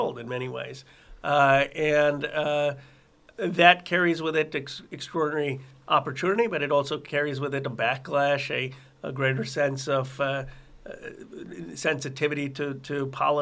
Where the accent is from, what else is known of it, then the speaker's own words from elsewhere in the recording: Philadelphia, Pennsylvania, United States; now in California, United States; I was born in Philadelphia